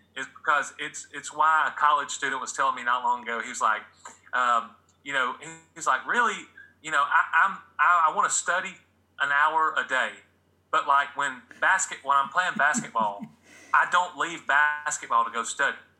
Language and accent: English; Atlanta, Georgia, United States; the 1990 to 91 Braves, my hometown